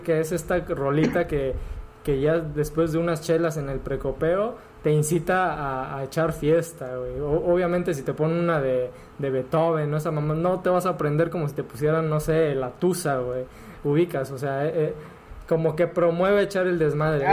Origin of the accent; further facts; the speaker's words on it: Acapulco, Guerrero, Mexico; somos de Acapulco, nos criamos acá.